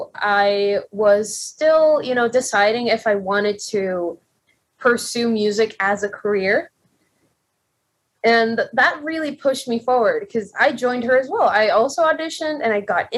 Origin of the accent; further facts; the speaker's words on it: Puerto Rico; moved away; I'm a singer from Puerto Rico